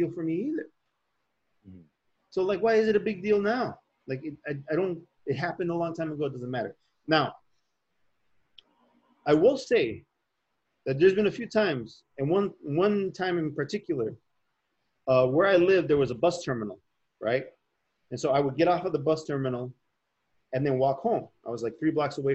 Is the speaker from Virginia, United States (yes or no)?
no; Chicago, Illinois, United States; growing up in Chicago